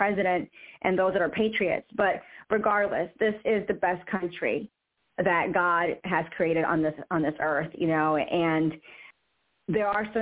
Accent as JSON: {"language": "English", "region": "New York", "country": "United States", "tie": "born or raised there", "also_born_or_lived": "Florida / Washington, D.C. / Virginia", "moved": "as an adult", "lives_now": "Georgia, United States", "said": "I grew up in New York. I went to college in Florida, right? And then I went back to New York for a season, moved to D.C., Virginia, now it's Georgia"}